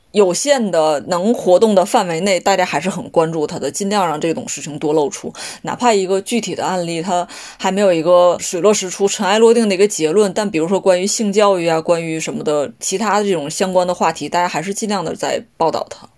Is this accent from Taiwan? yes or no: no; Liaoning, China; 我是辽宁人